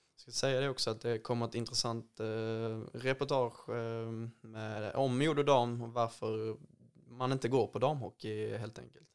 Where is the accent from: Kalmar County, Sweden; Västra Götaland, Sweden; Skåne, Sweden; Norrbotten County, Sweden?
Skåne, Sweden; Ängelholm; min hemstad Ängelholm